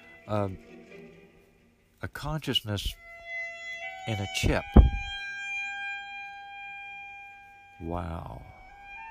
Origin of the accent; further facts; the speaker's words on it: United States; I'm an American